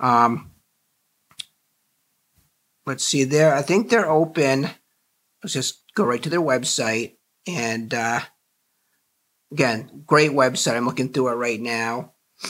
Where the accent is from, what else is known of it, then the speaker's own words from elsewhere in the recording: Burnham, Maine, United States; we're both from Burnham, Maine